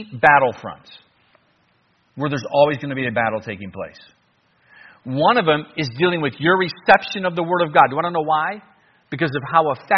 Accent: United States; I'm from America

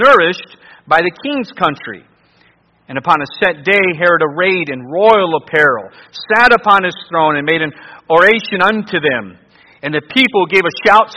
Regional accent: Cleveland, Ohio, United States; I grew up in the Cleveland, Ohio area

